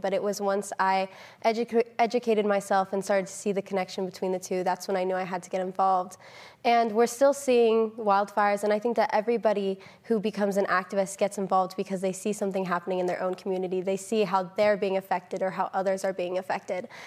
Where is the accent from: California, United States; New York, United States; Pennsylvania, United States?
California, United States; Northern; I grew up in Northern California